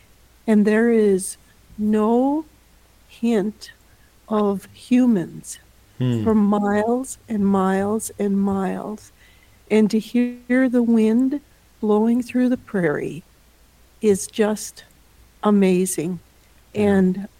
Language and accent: English; Strasburg, North Dakota, United States; moved away; I grew up in Strasburg, North Dakota, or on a farm by Strasburg, North Dakota, which is in south central North Dakota